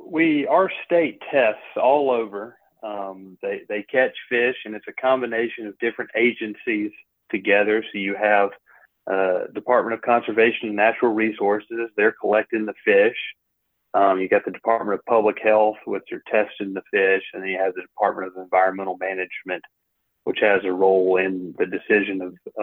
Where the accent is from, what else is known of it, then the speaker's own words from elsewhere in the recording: Tuscaloosa, Alabama, United States; When I was a kid, I grew up in Tuscaloosa.